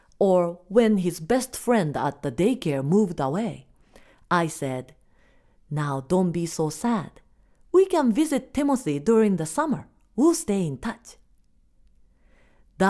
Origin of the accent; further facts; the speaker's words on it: Japan; first language Japanese; English is a second language; now in United States; we are Japanese